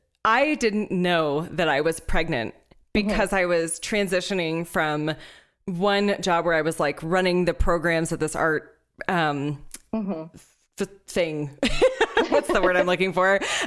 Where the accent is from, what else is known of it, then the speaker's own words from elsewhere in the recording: Houston, Texas, United States; moved away; I'm from Houston.